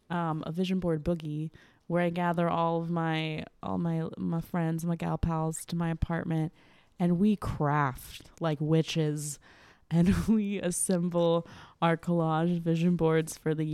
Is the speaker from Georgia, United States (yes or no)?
no; Michigan, United States; I'm from Michigan.